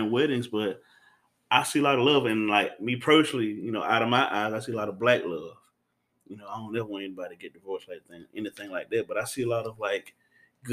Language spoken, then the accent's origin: English; United States; I'm an American.